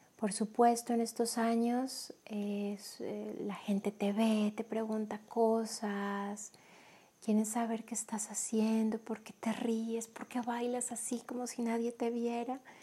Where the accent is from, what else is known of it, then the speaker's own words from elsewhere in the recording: Colombia; moved away as an adult; now in Mexico; Soy colombiana. Desde el 2013 vivo en México.